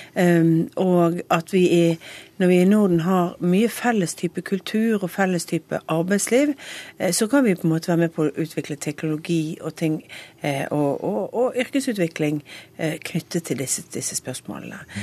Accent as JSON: {"language": "Norwegian", "region": "Western Norway", "country": "Norway", "said": "jeg kommer fra Vestlandet"}